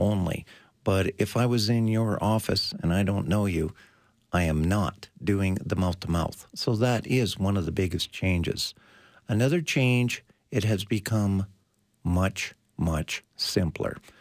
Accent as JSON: {"language": "English", "country": "Canada", "said": "We are Canadian"}